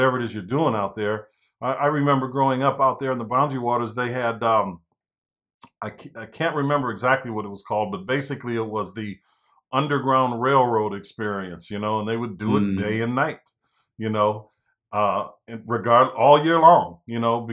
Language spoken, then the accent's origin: English; St. Paul, Minnesota, United States; I'm from St. Paul